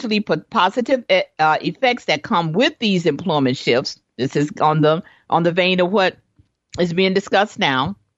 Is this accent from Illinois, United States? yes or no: yes; Chicago, Illinois, United States; me and my siblings, we grew up in Chicago